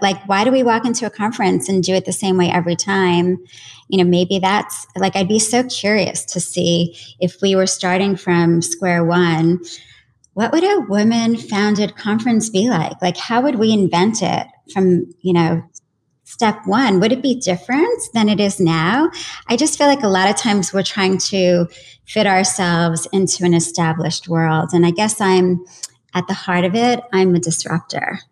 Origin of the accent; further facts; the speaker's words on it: New York, United States; as a New Yorker